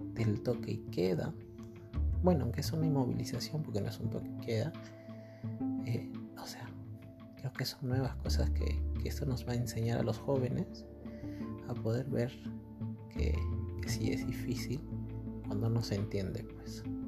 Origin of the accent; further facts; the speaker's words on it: Peru; somos peruanos